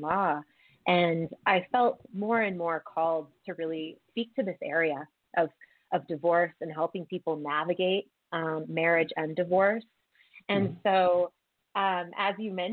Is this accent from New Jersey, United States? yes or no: no; Wilmington, Delaware, United States; moved away as an adult; now in Colorado, United States; I'm originally from the East Coast, outside of Philadelphia, actually in Wilmington, Delaware. And I moved to Colorado, in 2007 for graduate school.